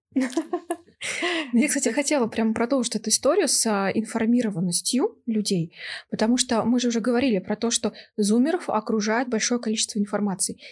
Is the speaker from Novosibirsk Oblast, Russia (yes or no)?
yes; Novosibirsk, Novosibirsk Oblast, Russia; now in Moscow, Russia; я родом из Новосибирска, мои родители живут там